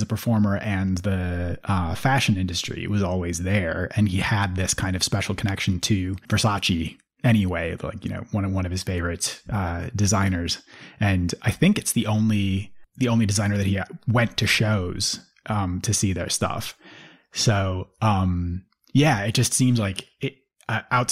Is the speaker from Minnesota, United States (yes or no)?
yes; St. Paul, Minnesota, United States; Yeah, I grew up in the Twin Cities. I grew up in St. Paul.